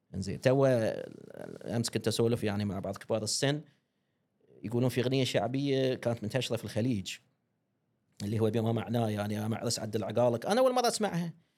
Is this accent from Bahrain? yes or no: yes; Bahrain; accent: Bahraini; احنا البحرين نحب لهجتنا وايد